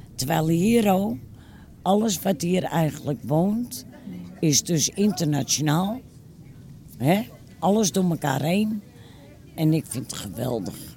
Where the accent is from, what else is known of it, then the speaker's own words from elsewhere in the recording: Amsterdam, North Holland, Netherlands; also born or lived in Kattenburg, Amsterdam; ik ben hier wel opgegroeid in Noord